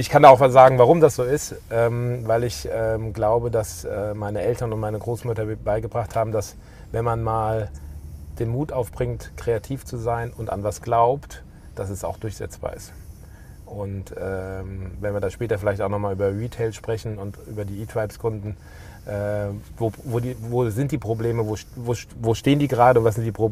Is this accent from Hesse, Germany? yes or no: yes; Wiesbaden, Hesse, Germany; das fing mal an, dass sie nach dem Krieg in Wiesbaden, das ist meine, meine Heimatstadt